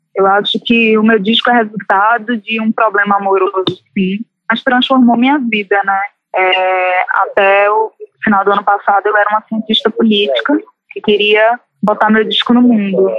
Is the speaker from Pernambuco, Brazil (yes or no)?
yes; Recife, Pernambuco, Brazil; accent: Recife; moved away as an adult; now in Rio de Janeiro, Brazil; saí com 18 anos de Recife e moro no Rio